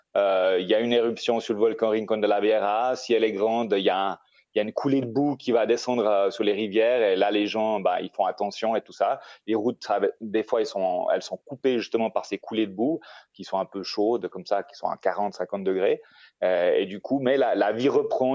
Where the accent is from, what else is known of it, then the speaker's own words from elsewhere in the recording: Switzerland; moved away as an adult; now in Costa Rica; j'ai grandi en Suisse